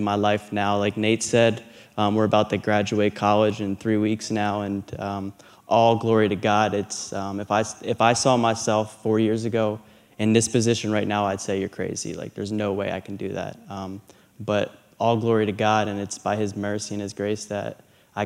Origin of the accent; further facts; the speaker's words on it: Philadelphia, Pennsylvania, United States; moved away as an adult; now in Fredericksburg, United States; I'm originally from Philadelphia, Pennsylvania